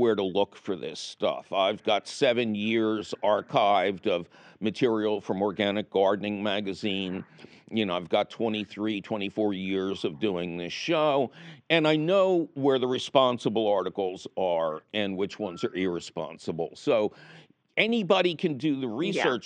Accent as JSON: {"language": "English", "town": "Philadelphia", "region": "Pennsylvania", "country": "United States", "tie": "born or raised there", "said": "I grew up in Philly"}